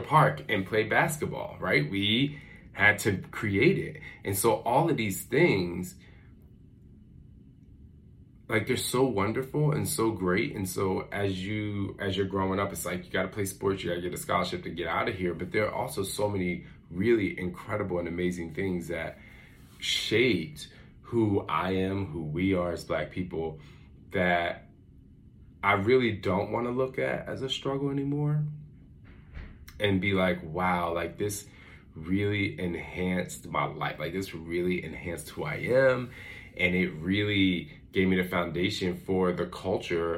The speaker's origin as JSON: {"language": "English", "town": "Philadelphia", "region": "Pennsylvania", "country": "United States", "tie": "born or raised there", "moved": "yes", "said": "when we were growing up in Philly, like the block, everybody came out and sat on their porch"}